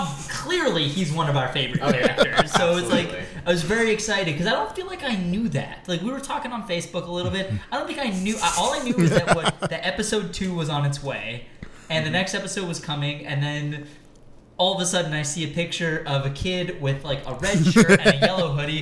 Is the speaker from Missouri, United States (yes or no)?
no; Detroit, Michigan, United States; I'm from Detroit.